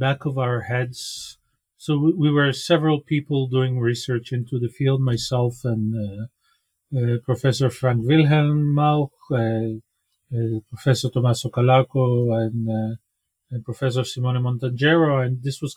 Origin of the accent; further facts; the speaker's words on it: Israel; I was born in Israel, grew up here.